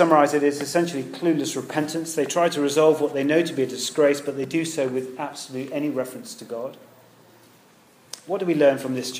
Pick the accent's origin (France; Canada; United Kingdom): United Kingdom; we're British